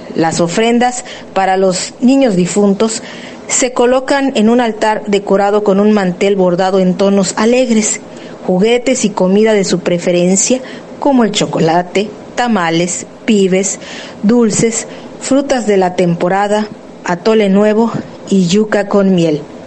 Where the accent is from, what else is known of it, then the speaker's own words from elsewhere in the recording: Mexico; mexicana, cantante de lenguas originarias